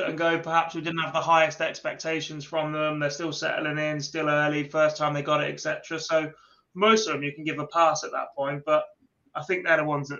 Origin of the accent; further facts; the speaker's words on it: England, United Kingdom; I am English.